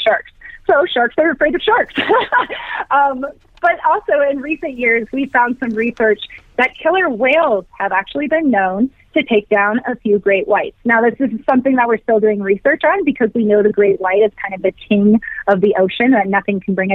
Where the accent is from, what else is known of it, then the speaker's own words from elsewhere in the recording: Virginia, United States; now in Colorado, United States; I grew up in Virginia